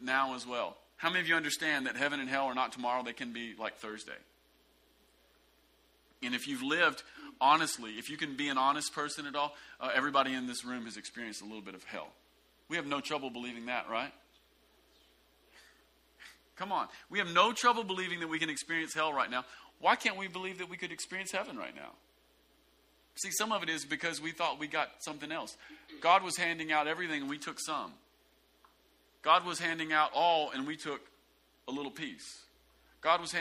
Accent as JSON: {"language": "English", "region": "the South", "country": "United States", "tie": "born or raised there", "said": "a lot of us growing up in the South, we came into the kingdom"}